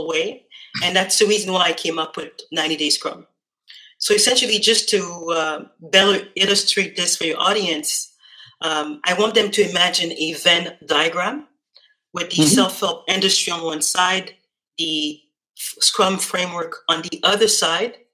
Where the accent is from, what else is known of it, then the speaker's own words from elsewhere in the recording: Montreal, Quebec, Canada; I'm from Montreal, Canada. My parents are really originally from Haiti.